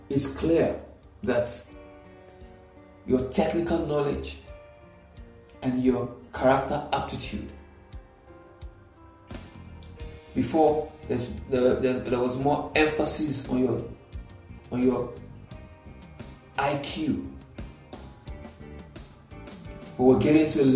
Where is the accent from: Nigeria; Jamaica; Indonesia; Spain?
Nigeria; Nigeria, and I use Nigeria because that's where I am. I am a Nigerian